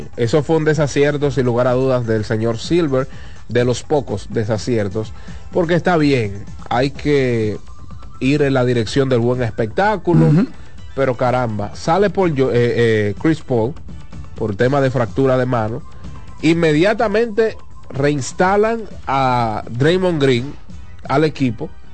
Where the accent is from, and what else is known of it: Dominican Republic; accent: Dominican